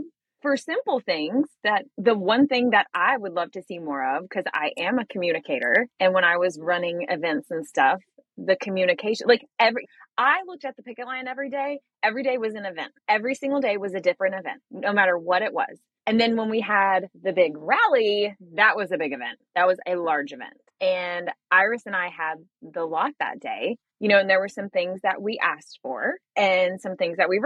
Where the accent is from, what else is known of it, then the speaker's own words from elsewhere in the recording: the South, United States; I'm from the South.